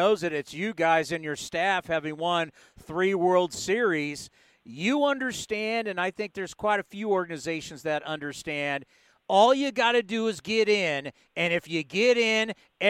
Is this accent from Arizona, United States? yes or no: no; Connecticut, United States; Yeah, growing up in Connecticut, it is – you know, when you start thinking there's a dividing line there, right?